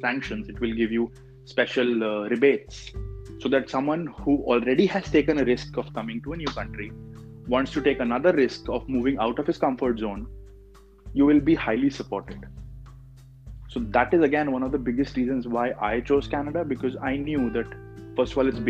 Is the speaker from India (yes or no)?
yes; North India, India; moved away; Okay, we come from North India, so we're still used to a little bit of cold